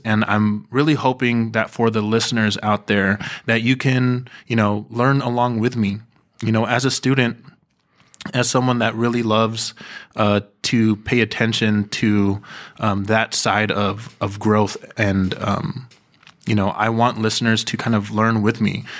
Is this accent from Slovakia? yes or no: no; Bay Area, California, United States; I am born and raised in the Bay Area, here in California.